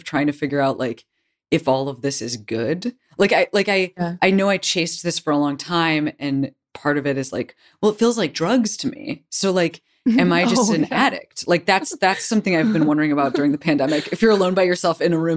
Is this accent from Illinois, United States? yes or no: yes; Chicago, Illinois, United States; I'm from Chicago